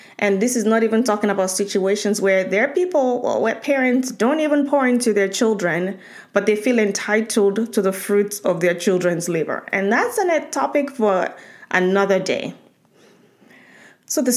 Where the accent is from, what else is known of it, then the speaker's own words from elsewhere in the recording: Nigeria; moved away; So growing up in Nigeria